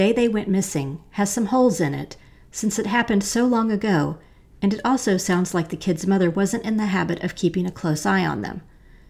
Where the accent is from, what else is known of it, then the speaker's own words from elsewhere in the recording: North Carolina, United States; I grew up in North Carolina